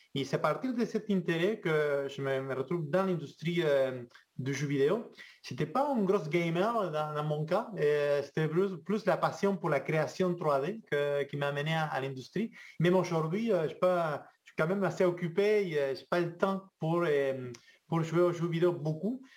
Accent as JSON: {"language": "French", "country": "Argentina", "second_language": "French", "moved": "as an adult", "lives_now": "Quebec, Canada", "said": "je viens de, loin, je viens de l'Argentine"}